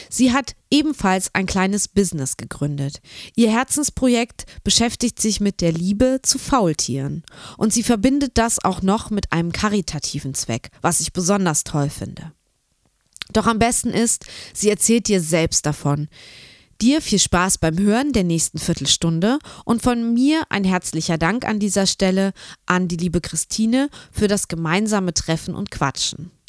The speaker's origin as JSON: {"language": "German", "town": "Braunschweig", "region": "Lower Saxony", "country": "Germany", "said": "Genau, ich bin ja auch aus Braunschweig und ähm, genau, wir kennen uns schon eine ganze Weile durch die Kreativregion"}